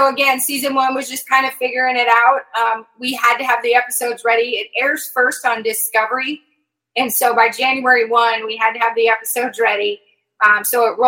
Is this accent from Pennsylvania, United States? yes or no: no; Nebraska, United States; accent: Midwest; moved away; I'm from Nebraska